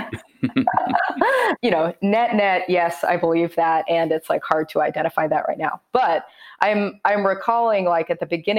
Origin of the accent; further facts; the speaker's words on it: Kansas City, Missouri, United States; moved away; move home and make that happen. So moved back in February